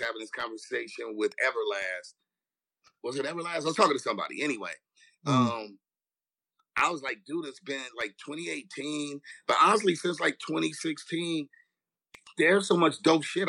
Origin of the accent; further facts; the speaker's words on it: Los Angeles, California, United States; I grew up in Watts